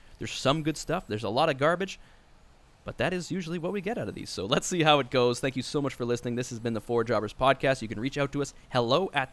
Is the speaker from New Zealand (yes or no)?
no; Canada; also born or lived in Scotland; I'm from Canada